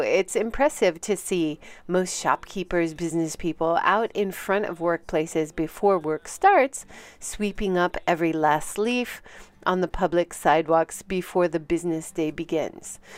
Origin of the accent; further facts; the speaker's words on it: Hawaii, United States; moved away as an adult; now in Hiroshima, Japan; I'm originally from Hawaii, and I've been living for a very long time, twenty-seven years, in Hiroshima.